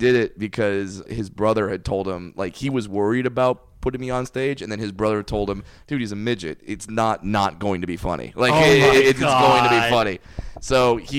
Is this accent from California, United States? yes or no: yes; Orange, California, United States; I grew up in Orange, California